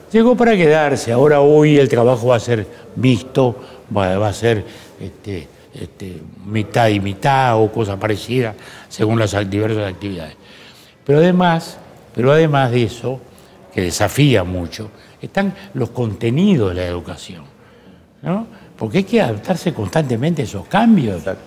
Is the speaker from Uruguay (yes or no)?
yes; Uruguay